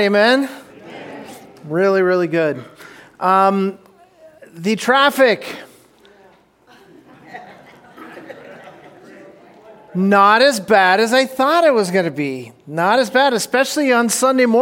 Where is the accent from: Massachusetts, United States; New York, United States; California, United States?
California, United States; Orange County; When I was a kid, I grew up down in Orange County